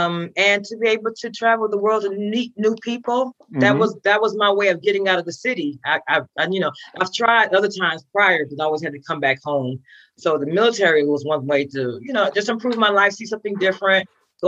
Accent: Buffalo, New York, United States; moved away as an adult; From the time I was born until 19, I was in Buffalo, New York.

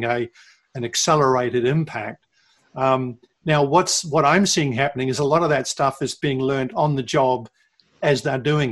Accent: New Zealand; moved away; my home country of New Zealand

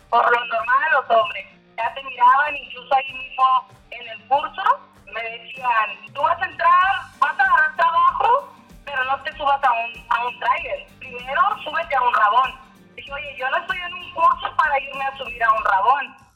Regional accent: Tijuana, Baja California, Mexico; also born or lived in Caborca, Sonora; en Caborca, Sonora. Llegué a Tijuana a los cinco años con mi mamá y mi hermana. Y desde entonces he vivido en Tijuana.

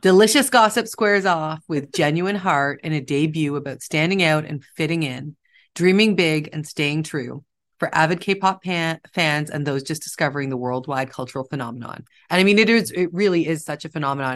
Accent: Toronto, Ontario, Canada; I grew up near Koreatown in Toronto

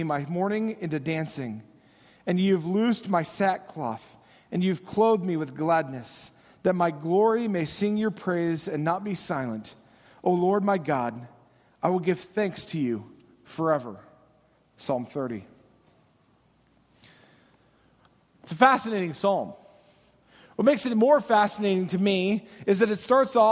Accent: United States

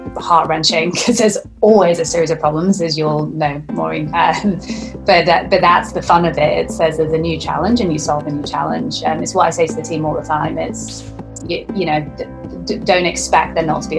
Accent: Lancashire, North West England, United Kingdom; I'm at my parents' house where I grew up in Lancashire

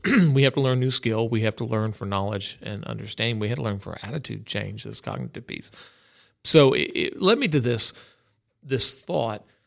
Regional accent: Florida, United States; growing up in Florida

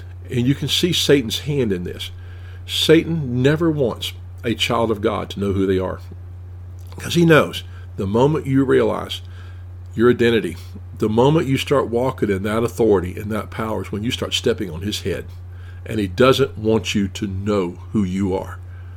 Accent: Tennessee, United States; I'm from Tennessee

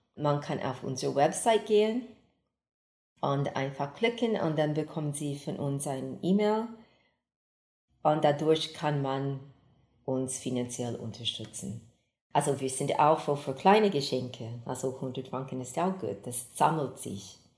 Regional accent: Texas, United States; also born or lived in Geneva, Switzerland; now in Basel, Switzerland; ich komme ursprünglich aus Texas in den USA, habe über 40 Jahre hier in der Schweiz gewohnt, zuerst in Genf, und danach hier in Basel

